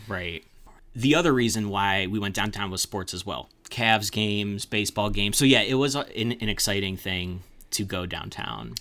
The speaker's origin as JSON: {"language": "English", "town": "Mentor", "region": "Ohio", "country": "United States", "tie": "born or raised there", "said": "I grew up in Menor, and that's, like, thirty minutes east of Cleveland"}